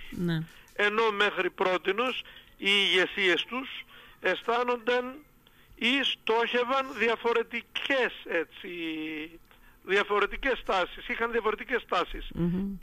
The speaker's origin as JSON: {"language": "Greek", "country": "Greece", "said": "αυτή η ανθρωπιστική διάθεση που έχουμε ως Έλληνες και ως Ορθόδοξοι εμείς"}